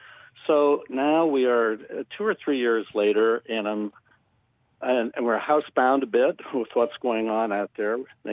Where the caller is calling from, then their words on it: Mechanicsburg, Pennsylvania, United States; I'm calling from Mechanicsburg, Pennsylvania.